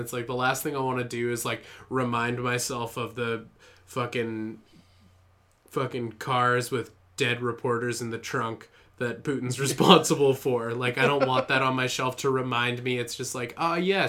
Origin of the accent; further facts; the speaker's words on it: Canada; I'm Canadian